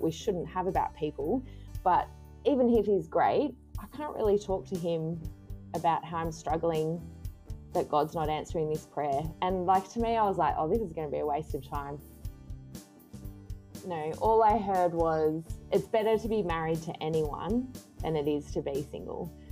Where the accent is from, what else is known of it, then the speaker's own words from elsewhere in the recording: Canberra, Australian Capital Territory, Australia; now in Sydney, Australia; I grew up in Canberra in a Christian home